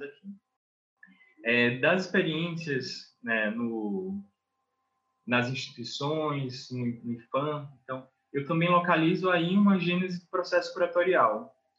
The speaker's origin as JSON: {"language": "Portuguese", "country": "Brazil", "tie": "born or raised there", "said": "eu sou nascido na Baixada"}